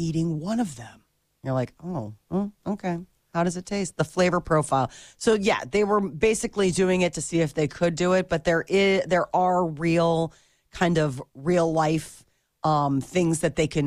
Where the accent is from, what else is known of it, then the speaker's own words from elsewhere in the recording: Nebraska, United States; I am from Nebraska